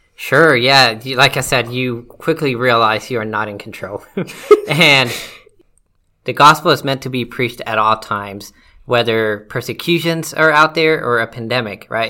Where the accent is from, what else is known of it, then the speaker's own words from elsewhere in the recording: Mexico; moved away; I am from Mexico. I'm Hispanic